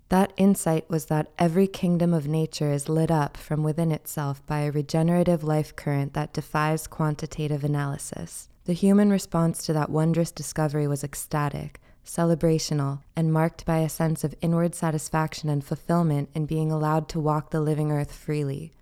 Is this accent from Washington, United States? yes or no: no; New York, United States; I'm a New Yorker, this is New York Podcast